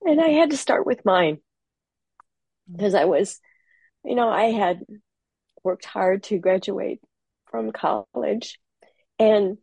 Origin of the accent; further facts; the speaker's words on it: Minnesota, United States; now in Half Moon Bay, United States; I'm in Half Moon Bay, California now. I'm originally from Minnesota.